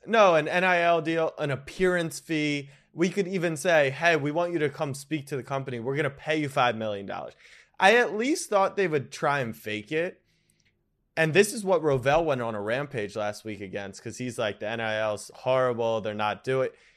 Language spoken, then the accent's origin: English; United States; We're lazy Americans